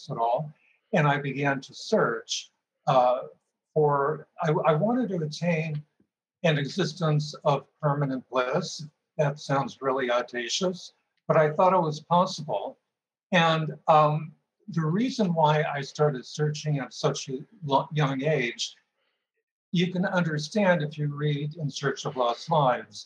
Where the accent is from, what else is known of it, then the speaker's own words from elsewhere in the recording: Marin County, California, United States; also born or lived in Park Forest, Illinois; we moved to Marin County when I was 10